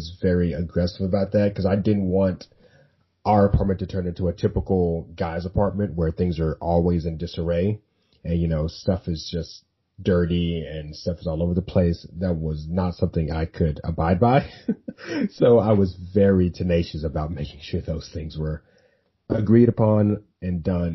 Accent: Dallas, Texas, United States; I'm from Dallas

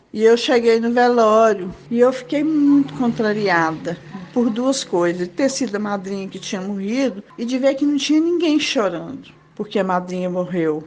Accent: Barbacena, Minas Gerais, Brazil; quando eu era criança pequena lá em Barbatena

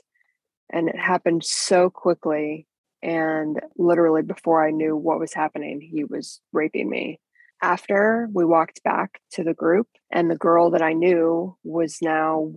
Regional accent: Kansas City, Missouri, United States; I grew up in Kansas City. People often say Kansas or Missouri, and it's really both because the city is divided down the middle by the state line, so you go back and forth all day. But that's where I was raised

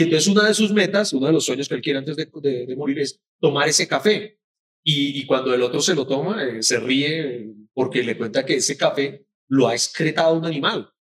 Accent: Cali, Valle del Cauca, Colombia; moved away; also born or lived in United States; De Cali.

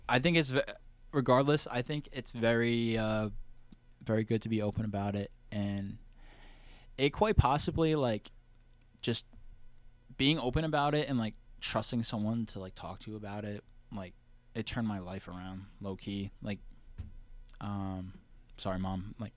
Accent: New Jersey, United States; moved away; also born or lived in California; she moved to New Jersey and had me

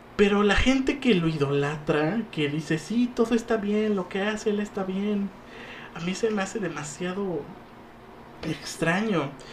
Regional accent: Mexico; lo único que nos unía como mexicanos

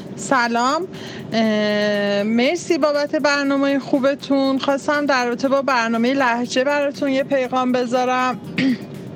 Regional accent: Tehran, Tehran Province, Iran; also born or lived in Khomein; ما هم که تو تهران به دنیا اومدیم

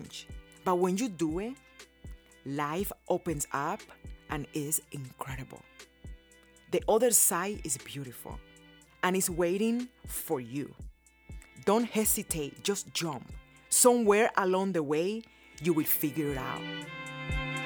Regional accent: Cuba; born or raised there; now in United States

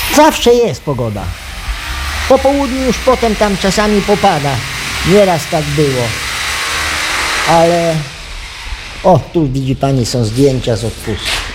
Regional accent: Gruszka, Lublin Voivodeship, Poland; Ja jestem stąd. Tylko nie z Radecznicy, tylko z Gruszki obok Radecznicy.

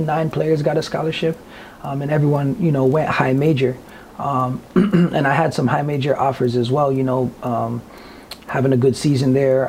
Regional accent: Toronto, Ontario, Canada; growing up in Scarborough

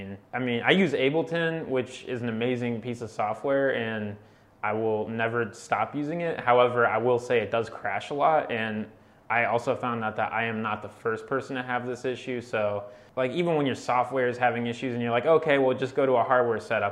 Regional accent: Akron, Ohio, United States; I'm a producer from Akron, Ohio

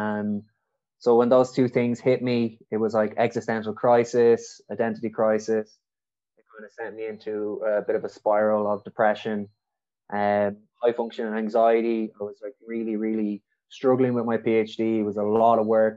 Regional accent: Dublin, Leinster, Ireland; I'm originally from Dublin

